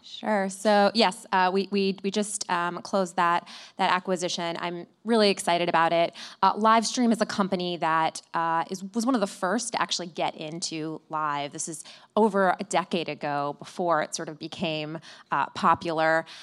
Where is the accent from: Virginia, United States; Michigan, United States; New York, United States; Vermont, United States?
Michigan, United States; Flint; moved away; I, I grew up in Flint